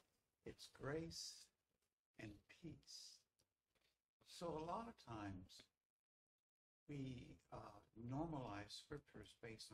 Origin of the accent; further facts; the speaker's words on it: United States; as an American